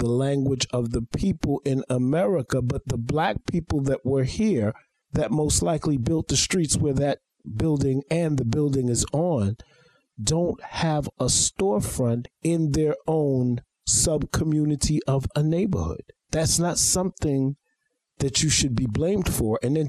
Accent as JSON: {"language": "English", "town": "New York City", "region": "New York", "country": "United States", "tie": "born or raised there", "said": "growing up in Flatbush, Brooklyn"}